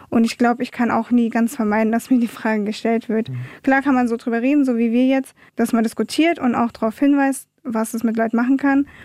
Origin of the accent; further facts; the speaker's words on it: Munich, Bavaria, Germany; born there; now in Wiesbaden, Germany; ja, ich bin in München geboren und ich bin Deutsche, und ich lebe in Wiesbaden